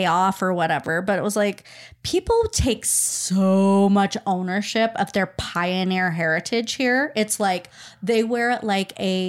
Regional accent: Utah, United States; Because growing up in Utah

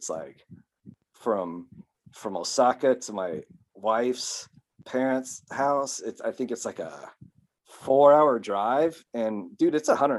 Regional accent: United States; moved away as an adult; now in Japan; as an American

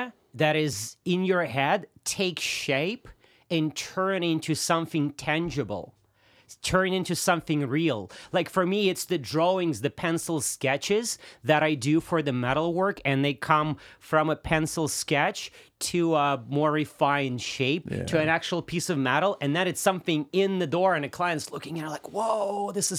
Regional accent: Russia; first language Russian; English is a second language; so I'm Russian, right?

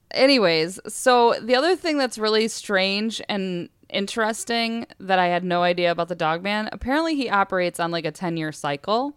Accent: West Branch, United States; growing up in West Branch, we lived, we lived out in the woods and we had forty acres behind our home

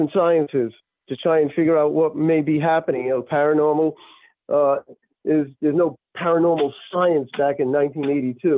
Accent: Greenville, Rhode Island, United States; Growing up in Greenville, Rhode Island, it's a really country

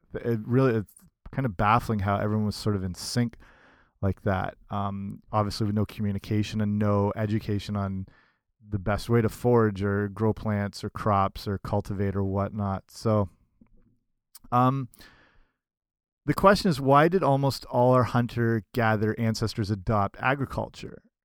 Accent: Canada; I'm Canadian

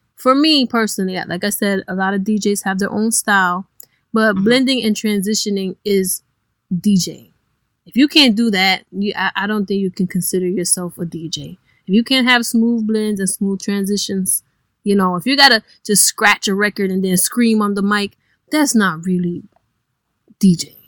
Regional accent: Cleveland, Ohio, United States; moved away as an adult; now in New Orleans, United States; I am originally from Cleveland, Ohio, hmm. and I have only been in New Orleans a year

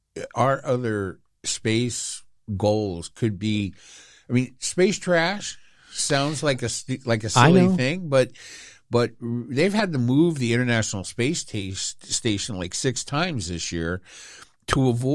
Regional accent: United Kingdom; I'm British.

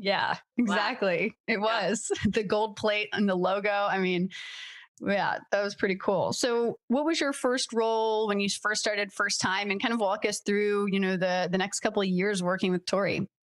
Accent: Delaware, United States; I'm from Delaware

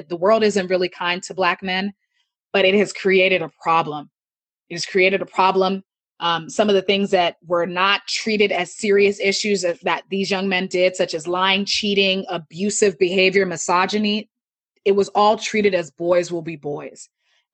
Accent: United States; also born or lived in Nigeria (ancestry); as a Nigerian American, I was raised in a household that taught, that was raised, I was raised in a Nigerian cultural way, even though I lived in America

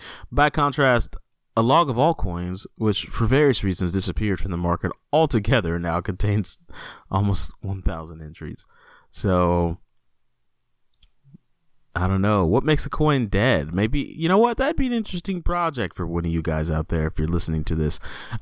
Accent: Texas, United States; as a Texan

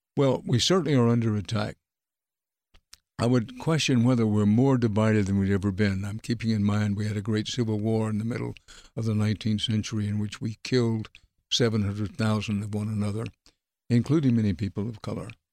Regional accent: Texas, United States; I was raised in Texas

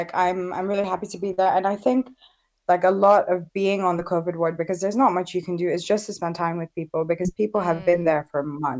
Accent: Southampton, South East England, United Kingdom; now in Birmingham, United Kingdom; I chose Birmingham actually because I wanted to be in a more diverse area, because I came from Southampton, and I'm so happy here.

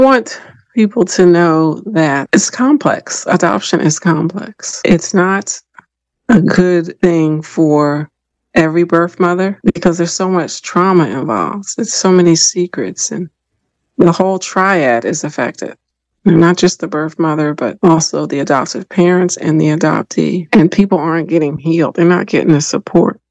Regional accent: Philadelphia, Pennsylvania, United States; moved away as an adult; now in Washington, D.C. area, United States; I grew up in Philadelphia, PA.

